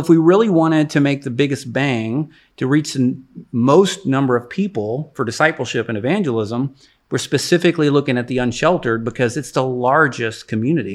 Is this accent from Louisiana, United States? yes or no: no; Jacksonville, Texas, United States; I grew up in East Texas, so I'm an East Texas kid. Uh, Jacksonville is where I graduated high school